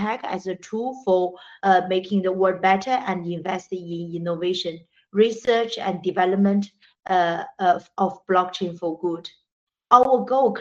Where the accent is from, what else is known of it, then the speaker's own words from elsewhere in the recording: China; moved away; also born or lived in Britain / Africa; I grew up in China, educated in Britain, and worked in more than 10 years in Africa.